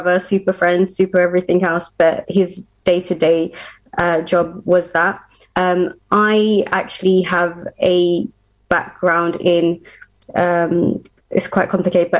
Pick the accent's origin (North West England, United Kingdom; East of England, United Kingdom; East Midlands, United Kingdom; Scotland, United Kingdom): East of England, United Kingdom; Luton; We're from Luton in Bedfordshire